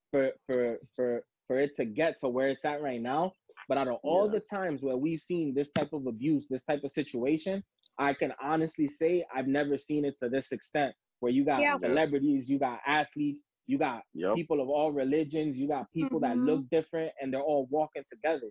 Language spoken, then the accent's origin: English; Dominican Republic; now in United States; I was born in the Dominican Republic. I've been here since 1991.